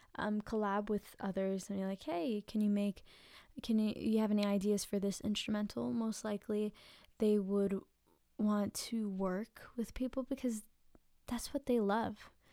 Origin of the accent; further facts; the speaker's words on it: Philippines; I'm Filipino